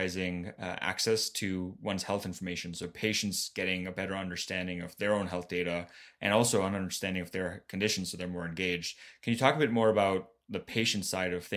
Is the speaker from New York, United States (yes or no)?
no; Florida, United States; my home state too, of Florida.